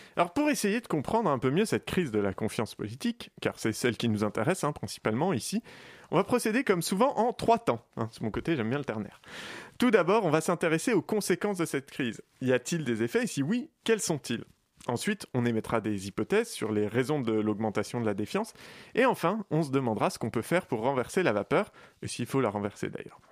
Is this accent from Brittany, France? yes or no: no; Paris, Île-de-France, France; je suis un Parisien